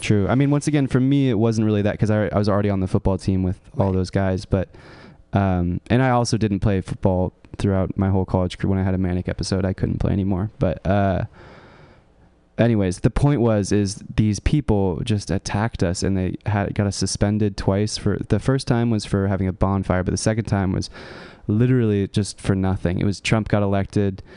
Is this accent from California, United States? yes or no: yes; California, United States; I grew up in California. I was like a hippie, like La Honda kind of guy